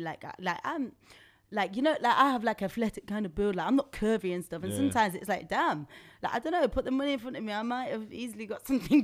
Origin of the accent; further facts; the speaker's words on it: Nottingham, East Midlands, United Kingdom; now in London, United Kingdom; especially in London, yeah, because I'm from Nottingham.